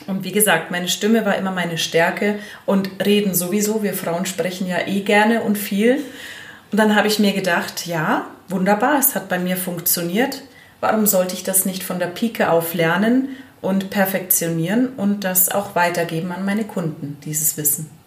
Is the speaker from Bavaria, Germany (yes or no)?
yes; Allgäu, Bavaria, Germany; ich bin 40 Jahre alt und ich komme aus dem Allgäu